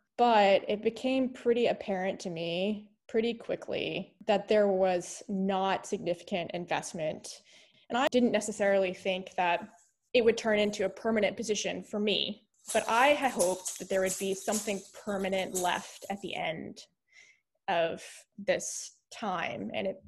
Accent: the South, United States; in part because of the experiences that I had growing up in the South.

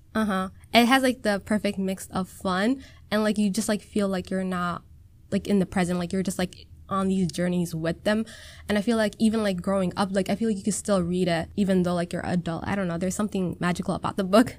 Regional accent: Minnesota, United States; first language Somali; English is a second language; I've been born and raised in Minnesota

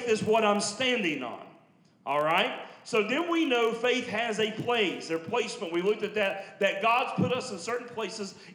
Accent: Logan County, southern West Virginia, United States; I'm Logan County boy. So I'm southern West Virginia

